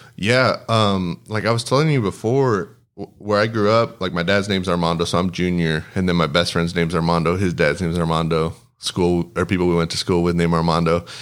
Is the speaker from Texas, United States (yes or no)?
yes; Del Rio, Texas, United States; born or raised there; first language Spanish; English is a second language